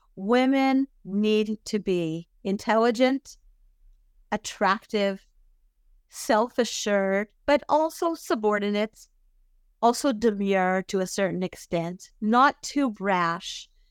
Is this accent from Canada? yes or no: yes; Vancouver, British Columbia, Canada; now in Israel; I grew up in Vancouver, British Columbia